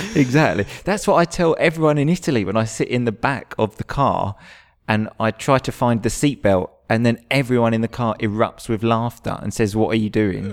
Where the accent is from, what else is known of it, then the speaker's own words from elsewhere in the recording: England, United Kingdom; moved away as an adult; I'm English. I've just moved here.